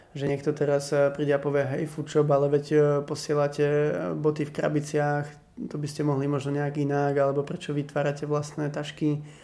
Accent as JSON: {"language": "Slovak", "town": "Košice", "region": "Košice Region", "country": "Slovakia", "tie": "born or raised there", "said": "ja mám staršieho bráchu o 5 rokov a on pracoval v jednom klube v Košiciach, eh, v šatni, mal ako brigádu. A ja som tam chodil s ním už ako 10 ročný"}